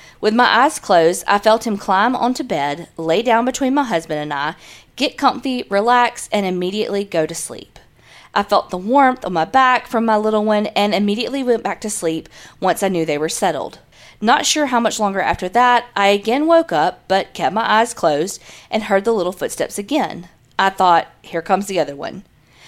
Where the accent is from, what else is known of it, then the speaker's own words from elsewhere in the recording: Arizona, United States; now in California, United States; I'm originally from Arizona, but now I live in California.